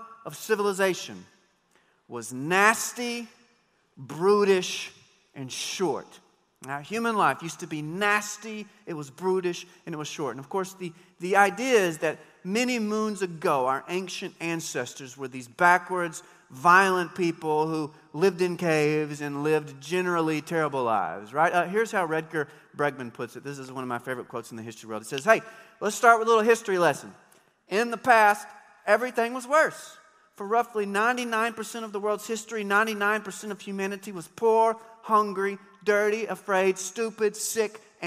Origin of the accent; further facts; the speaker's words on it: United States; I love being an American